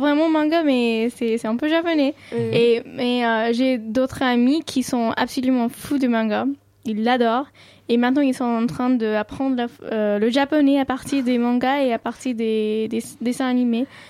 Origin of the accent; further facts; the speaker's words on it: New Delhi, Delhi, India; first language Sindhi; French is a second language; à New Delhi en moins, tout le monde parle hindi. Mais ma langue maternelle, c'est Sindhi.